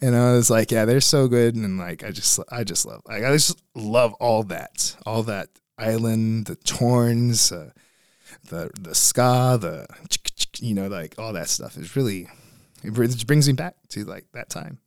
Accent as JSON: {"language": "English", "town": "Beeville", "region": "Texas", "country": "United States", "tie": "born or raised there", "also_born_or_lived": "Corpus Christi, Texas", "moved": "yes", "lives_now": "San Antonio, United States", "said": "from Beeville, Texas, that's where I grew up from"}